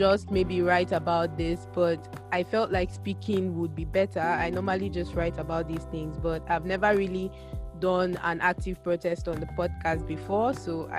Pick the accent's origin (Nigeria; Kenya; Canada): Nigeria; moved away; As a Nigerian, I cannot even say how scared I am for my family, for my friends, for people I know who are at home